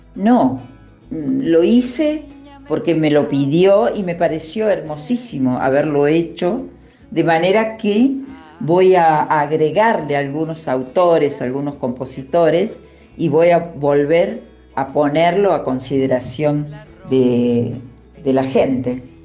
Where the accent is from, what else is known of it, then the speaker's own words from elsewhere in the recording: Tulumba Department, Córdoba, Argentina; moved away; also born or lived in Buenos Aires; una zona muy hermosa y pintoresca, que es donde yo nací en realidad, que es el departamento de Tulumba, provincia de Córdoba. Allí me hice una, casita y es donde vivo